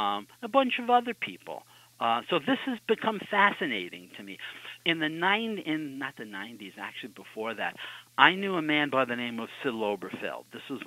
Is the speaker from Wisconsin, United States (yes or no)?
no; New York City, New York, United States; moved away; I'm not a native of Amsterdam. Audrey is. I'm not. I grew up in Brooklyn. Now I'm old enough to have gone to the Brooklyn Dodgers to Ebbets Field